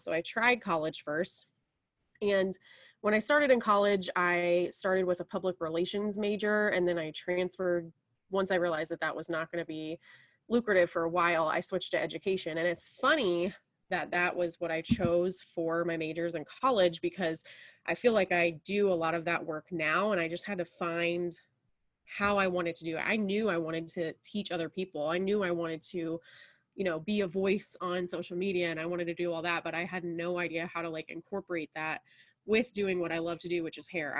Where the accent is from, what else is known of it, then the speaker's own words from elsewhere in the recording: Indianapolis, Indiana, United States; now in Pendleton, United States; I have been in Indiana all of my life and kind of different parts of Indiana. I grew up in Indianapolis